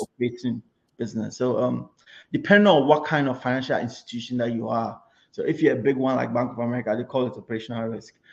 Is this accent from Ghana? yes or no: yes; Kumasi, Ashanti, Ghana; moved away as an adult; now in United States; I grew up in Kumasi to start off with.